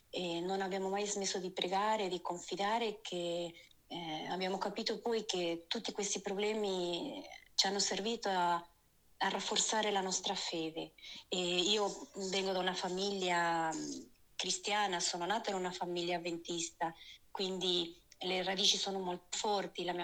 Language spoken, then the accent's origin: Italian; Argentina; also born or lived in Lucca, Italy; now in Italy; Allora, io sono originaria dall'Argentina, proprio qui dietro l'angolo direi.